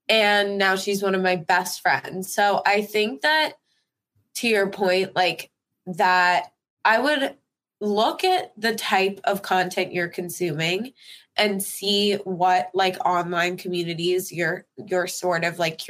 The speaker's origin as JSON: {"language": "English", "region": "New York", "country": "United States", "tie": "born or raised there", "also_born_or_lived": "Los Angeles", "said": "friends that I grew up with in New York"}